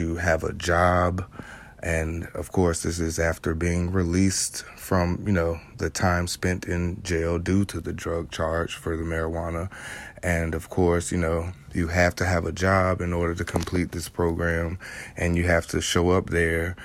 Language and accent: English; North Chesterfield, Virginia, United States; born and raised in Chesterfield, Virginia, what is now North Chesterfield, Virginia